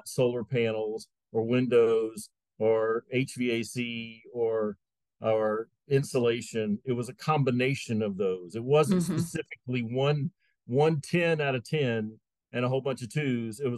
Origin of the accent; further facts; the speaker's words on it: Atlanta, Georgia, United States; I was born and raised in Atlanta, Georgia. I'm four generations from Atlanta, Georgia